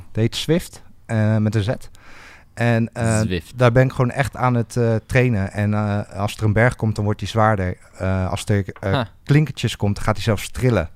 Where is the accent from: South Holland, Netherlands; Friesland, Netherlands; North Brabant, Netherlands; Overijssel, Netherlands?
South Holland, Netherlands; near Rotterdam; moved away as an adult; now in Groningen, Netherlands; ik kom uit de buurt van Rotterdam. ik woon nu al acht jaar in, in het mooie Groningen.